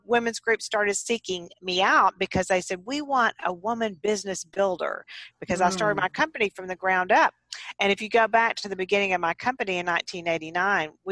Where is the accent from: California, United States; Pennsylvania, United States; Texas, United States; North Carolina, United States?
Texas, United States; I'm a Texan, and I grew up on farms and ranches in Texas on horseback